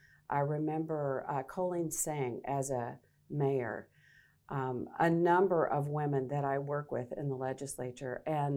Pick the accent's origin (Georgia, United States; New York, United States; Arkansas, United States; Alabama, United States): Arkansas, United States; moved away as an adult; now in Nebraska, United States; What brought me to Nebraska was I am a native Arkansan, so I grew up in Arkansas. At age 18, decided to go into broadcast journalism.